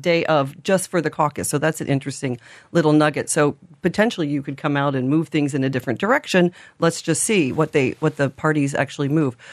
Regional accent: Indiana, United States; now in Ireland; I'm from Indiana, not Iowa, often confused

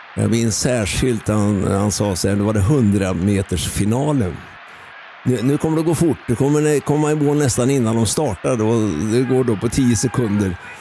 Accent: Östergötland, Sweden; moved away; also born or lived in Värmdö / Höga Kusten; jag är född i Östergötland

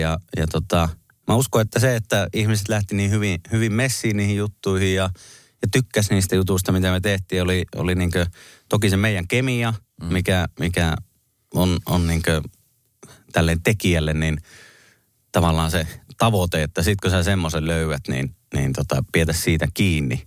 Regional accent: Kemi, Lapland, Finland; moved away; vaikka mä en ole Kemissä syntynyt, niin siellä olen kuitenkin koko on nuoruuteni ja alkuvuoteni viettänyt

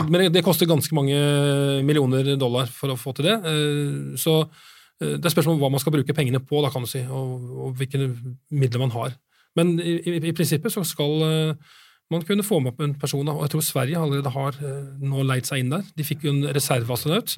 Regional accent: Norway; for oss som nordmenn

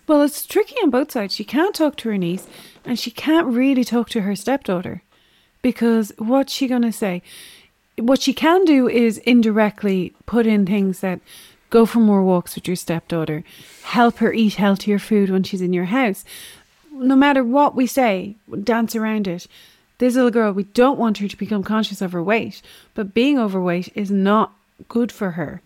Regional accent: Navan, Leinster, Ireland; accent: Navan; my big Navan accent.

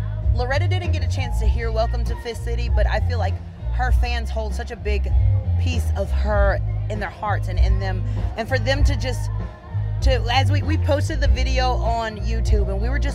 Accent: Mississippi, United States; we're from Mississippi

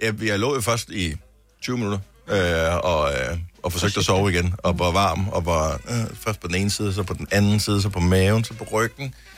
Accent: Denmark; moved away; min gamle barndomsby

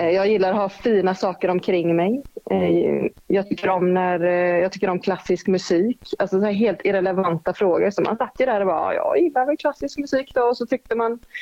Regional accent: Gothenburg, Västra Götaland, Sweden; moved away; also born or lived in Stockholm; jag var från Göteborg

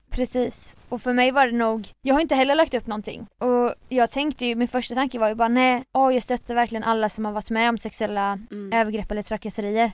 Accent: Jönköping, Jönköping County, Sweden; moved away; jag var i Jönköping i helgen där jag är ifrån

